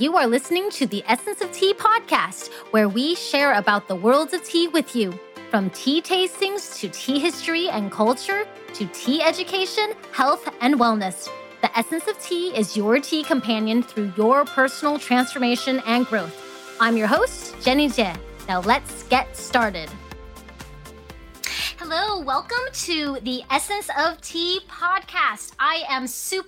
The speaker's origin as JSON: {"language": "English", "town": "Fairbanks", "region": "Alaska", "country": "United States", "tie": "born or raised there", "also_born_or_lived": "Hong Kong", "said": "I actually was born in Hong Kong, but I grew up in Fairbanks, Alaska, and that's where I reside currently"}